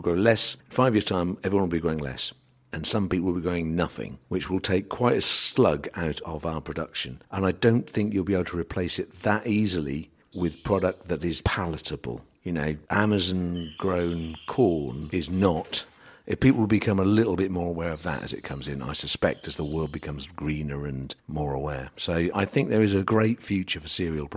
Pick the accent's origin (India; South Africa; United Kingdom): United Kingdom; England; we're English